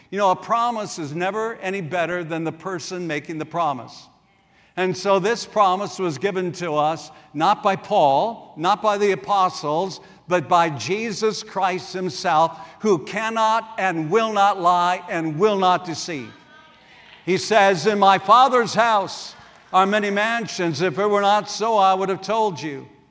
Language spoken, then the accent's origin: English; South Dakota, United States; moved away; also born or lived in Wisconsin; I grew up in South Dakota, and over the years, I made many trips back there to see my family